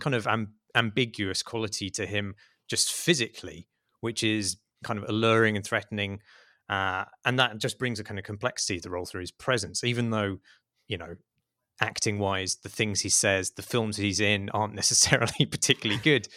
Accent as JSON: {"language": "English", "country": "United Kingdom", "said": "as a Brit"}